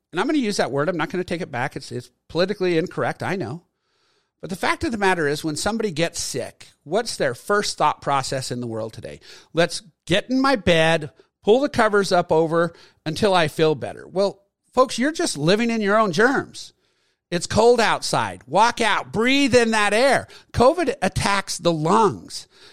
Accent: Utah, United States; I attended from my home state, the University of Utah

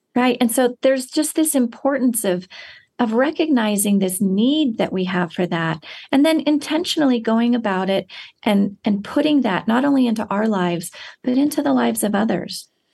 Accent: United States

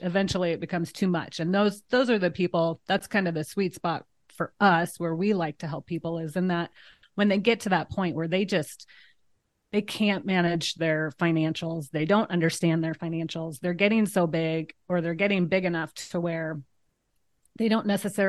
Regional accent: Tecumseh, Nebraska, United States; born there; I was born in Tecumseh. So we, always went as a child.

